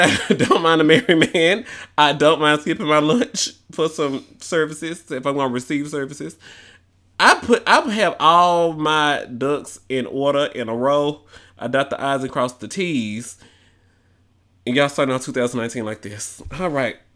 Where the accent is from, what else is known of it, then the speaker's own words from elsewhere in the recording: Memphis, Tennessee, United States; moved away; I might need to move back to my hometown